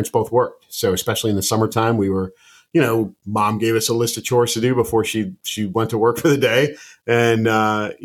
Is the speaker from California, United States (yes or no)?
no; outside of Chicago, Illinois, United States; I grew up outside of Chicago, grew up in a very blue-collar family